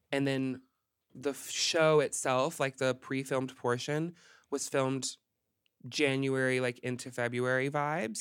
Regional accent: Hot Springs, Arkansas, United States; moved away as an adult; now in Los Angeles, United States; Arkansas. I'm from Arkansas

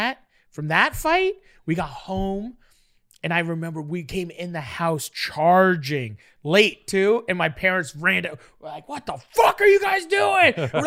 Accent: Toronto, Ontario, Canada; I lived in Parkdale in Toronto for years, and I grew up on Parkdale Ave, and a street over on Ferndale was Ferndale Park.

